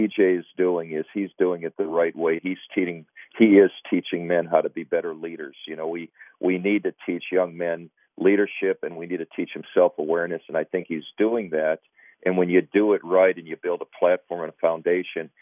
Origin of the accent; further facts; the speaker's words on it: Minnesota, United States; growing up in Minnesota